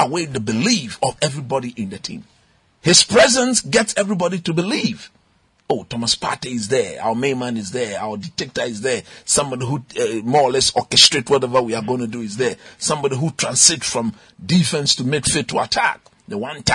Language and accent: English; Ghana; as a Ghanaian